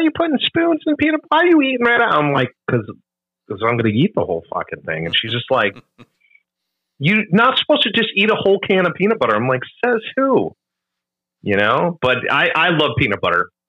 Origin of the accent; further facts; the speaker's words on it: Minnesota, United States; Like I grew up in the Midwest, Minnesota.